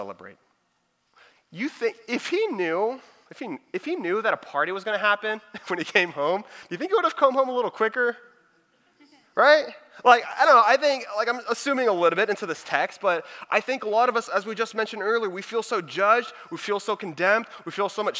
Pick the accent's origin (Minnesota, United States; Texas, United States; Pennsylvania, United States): Texas, United States; Houston; also born or lived in Dallas; I'm from the Houston area, but I was working in Dallas